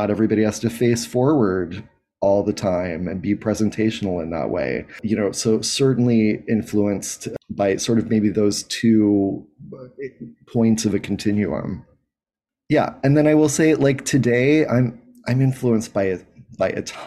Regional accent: Anchorage, Alaska, United States; I grew up in Anchorage, Alaska

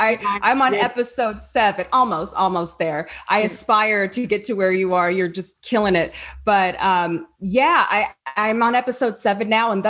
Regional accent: Apple Valley, California, United States; I'm Apple Valley

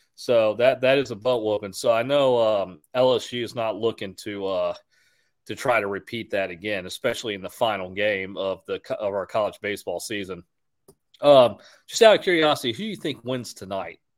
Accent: Houston, Texas, United States; I'm from Houston

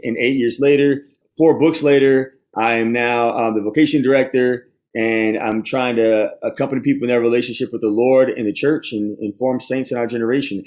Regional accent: Baton Rouge, Louisiana, United States; I'm from the Diocese of Baton Rouge

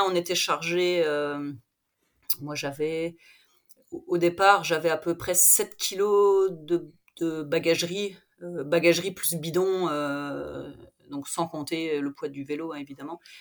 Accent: Vosges, Grand Est, France; je suis vosgienne, je suis professeure de PS dans un collège, un petit collège dans les Vosges

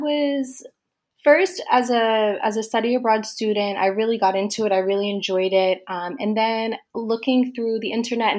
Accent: East Coast, United States; moved away as an adult; now in Malaga, Spain; So a little bit about myself. Obviously … I am from the USA. I'm from the East Coast.

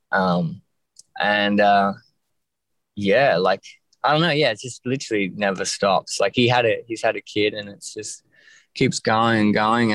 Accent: Ocean Grove, Victoria, Australia; also born or lived in West Preston / Castlemaine; now in Melbourne, Australia; I grew up in Ocean Grove, which is like a small surf town

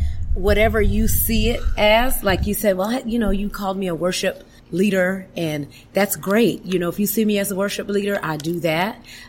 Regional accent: Miami, Florida, United States; moved away as an adult; also born or lived in Georgia; now in Alabama, United States; Okay. So I was born and raised in Miami, Florida.

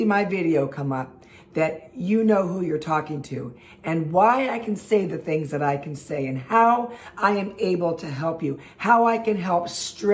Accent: Los Angeles, California, United States; I am born and raised in Los Angeles

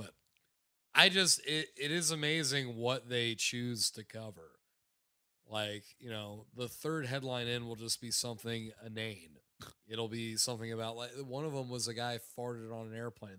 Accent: South Florida, United States; I grew up in South Florida

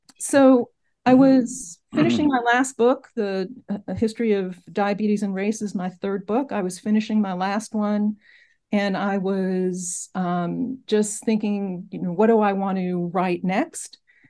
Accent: Brooklyn, New York, United States; also born or lived in Berlin, Germany; So I grew up in Brooklyn, New York, in Bensonhurst, and went to college in southern Vermont, graduate school in Madison, Wisconsin.

